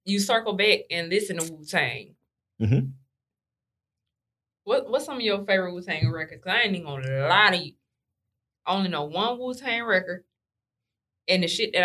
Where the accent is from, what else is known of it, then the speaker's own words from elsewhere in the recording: the South, United States; being from the South, everything kind of slow and chill